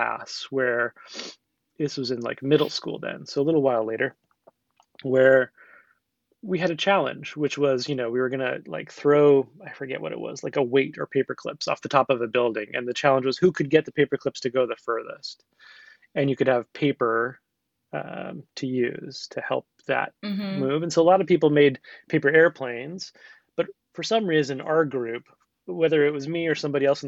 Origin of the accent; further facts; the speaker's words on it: the Northwest, Pacific Northwest, United States; growing up in the Northwest